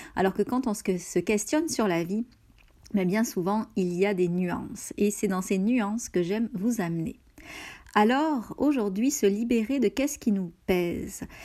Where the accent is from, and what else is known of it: France; moved away as an adult; now in Canada